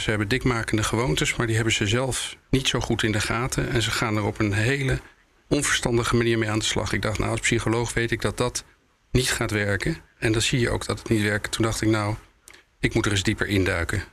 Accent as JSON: {"language": "Dutch", "country": "Netherlands", "said": "wij als Nederlander"}